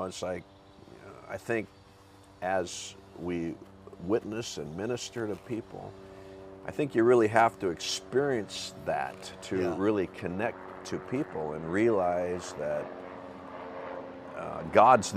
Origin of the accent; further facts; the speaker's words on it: Seattle, Washington, United States; I'm from Seattle. Grew up with a very faith-driven mom from North Carolina, Southern Baptist, I believe. Attended Southern Baptist Church my whole childhood.